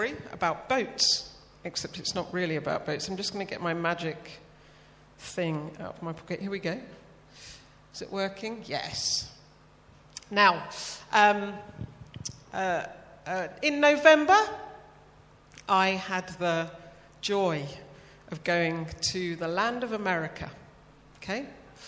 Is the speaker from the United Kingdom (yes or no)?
yes; United Kingdom; being the Brit in a room full of Americans